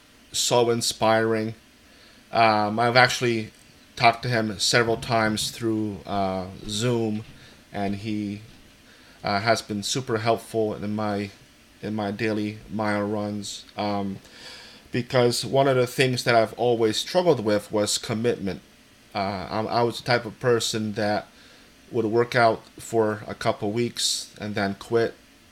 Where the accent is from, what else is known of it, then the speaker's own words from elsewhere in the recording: Easthampton, Massachusetts, United States; As you said … I'm from East Hampton, Massachusetts.